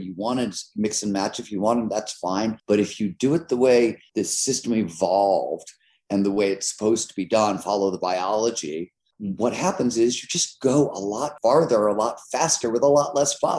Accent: Cleveland, Ohio, United States; I grew up in Cleveland, Ohio in the 70s

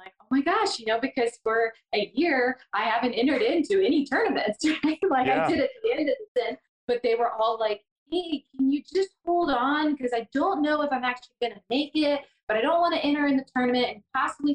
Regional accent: Georgia, United States; I am born and raised in Georgia.

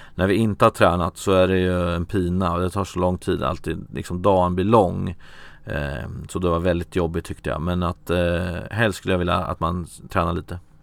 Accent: Örebro, Örebro County, Sweden; jag är från Örebro

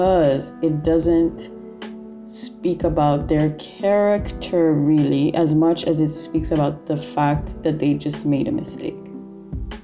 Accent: Kenya; now in Lebanon; I'm from Kenya and I've been here in Lebanon for a while

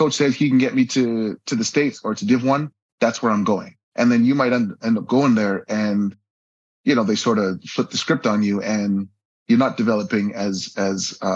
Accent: Vancouver, British Columbia, Canada; moved away as an adult; also born or lived in Port Coquitlam, Canada; now in Abu Dhabi, United Arab Emirates; growing up in Vancouver

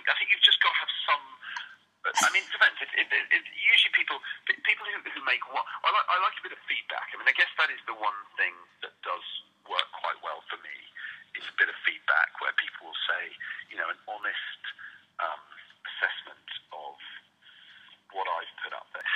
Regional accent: London, United Kingdom; moved away as an adult; now in New York, United States; Born and bred in Hammersmith, and that's really my that's where it feels like home.

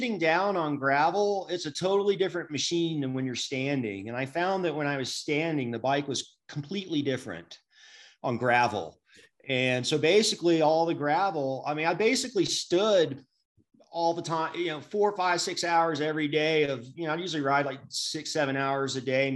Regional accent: Atlanta, Georgia, United States; I'm from Atlanta

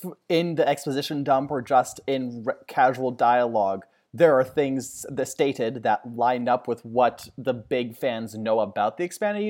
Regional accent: Alberta, Canada; And I'm from Alberta.

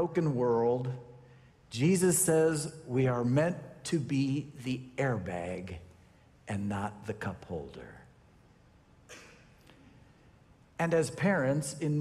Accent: Sacramento, California, United States; I grew up in Sacramento

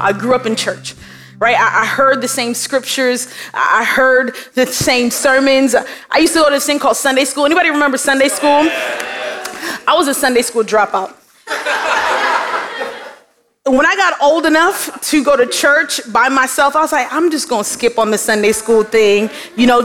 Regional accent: New York City, New York, United States; moved away as an adult; now in Miami, United States; I was born in Brooklyn. And so before I got to Miami, I was fully immersed in Brooklyn culture. Like the way that I walked, the way that I talked

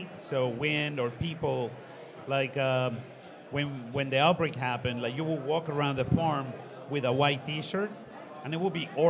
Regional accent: Ecuador; also born or lived in Costa Rica; I grew up in Ecuador, Costa Rica as well, got a business school degree in the United States.

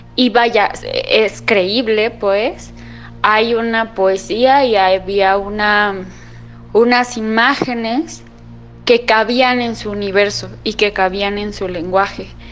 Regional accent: Mexico City, Mexico; tengo 29 años y soy de la Ciudad de México

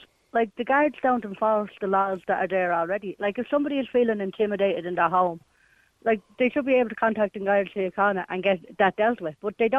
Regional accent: Dublin, Leinster, Ireland; As I said, I'm from Ballymun.

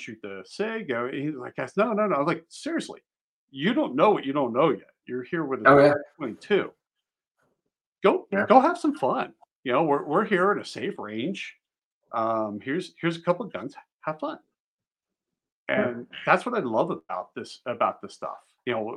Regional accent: Pennsylvania, United States; moved away as an adult; also born or lived in Maryland; I grew up in Pennsylvania

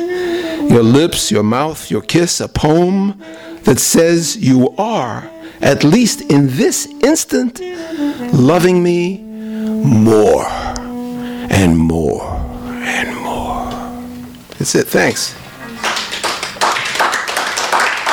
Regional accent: Brooklyn, New York, United States; also born or lived in San Diego; now in Los Angeles, United States; I'm from Brooklyn, but I moved to L.A.

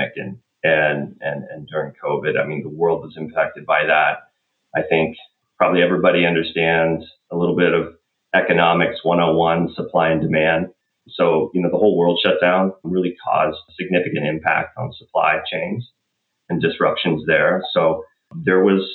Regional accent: Southeast Kansas, United States; now in Madison, United States; I grew up in Southeast Kansas, so I grew up in kind of the rural agricultural setting

